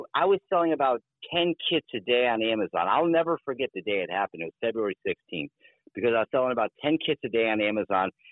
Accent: United States; especially as Americans, especially as American men

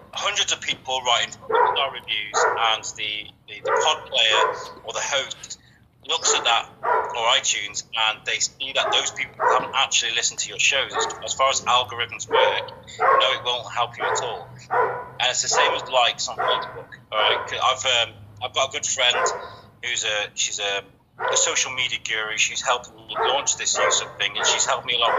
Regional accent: Shrewsbury, West Midlands, United Kingdom; my hometown, Shrewsbury.

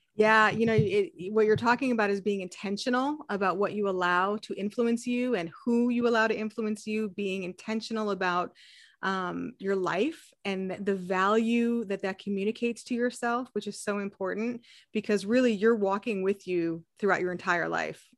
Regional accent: New England, United States; moved away; I grew up in New England

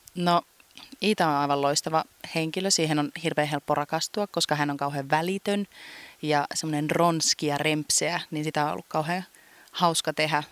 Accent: Kuopio, North Savo, Finland; mä oon syntynyt siis Kuopiossa ja mä oon niin kuin lapsuuteni viettänyt tässä Valkeisen lammen

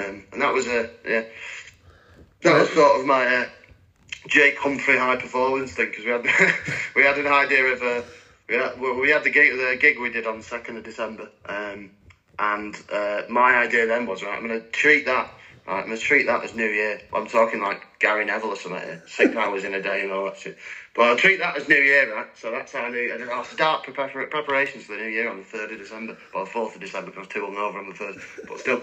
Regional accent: Ireland; being Irish

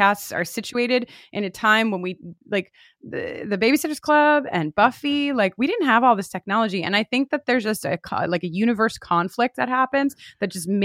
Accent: Long Island, New York, United States; I'm definitely from Long Island

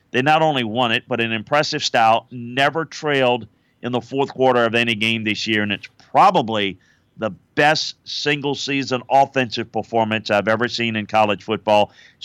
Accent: Louisiana, United States; Yeah, I grew up in South Louisiana in a little town between Baton Rouge and New Orleans, and grew up going to LSU games with my mother, my father, my brother

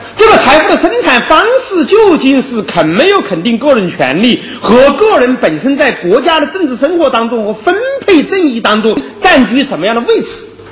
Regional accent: China; 我们中国人接受了现代的法国理念

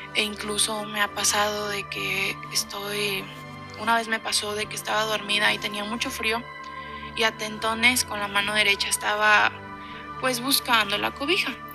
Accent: Guadalajara, Jalisco, Mexico; Yo soy de Guadalajara, Jalisco

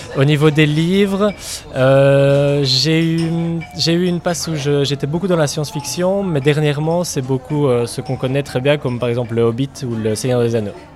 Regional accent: Belgium; now in New Zealand; je suis belge d'origine et euh, je ne réfuterai jamais euh, cette origine, bien sûr, mais mon pays d'adoption et mon pays de cœur c'est la Nouvelle-Zélande

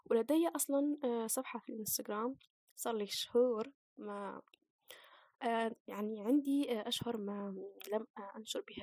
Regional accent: Algeria; أنا فتاة جزائرية عشرينية

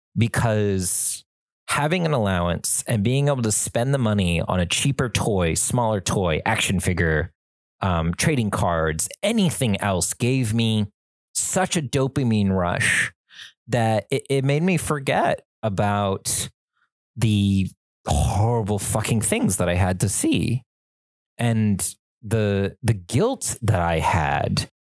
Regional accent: suburban Southern California, United States; we were in suburban Southern California

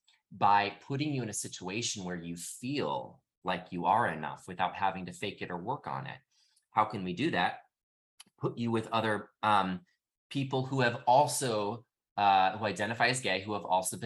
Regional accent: Midwest, United States; I grew up in the Midwest.

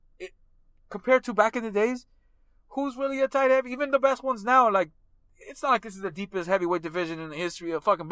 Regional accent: United States; as an American

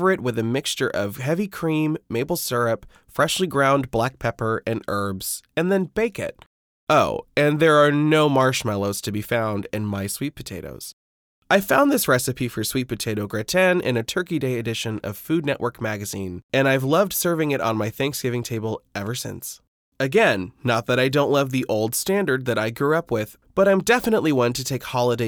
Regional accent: Midwest, United States; I'm from the Midwest

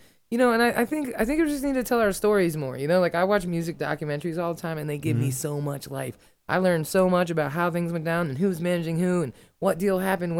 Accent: Falls Church, Virginia, United States; moved away as an adult; also born or lived in Bethesda, Maryland; now in Washington, D.C., United States; I was born in the DMV. I was born in Bethesda Naval. I was raised in Falls Church. And I've been in D.C. proper 15 years.

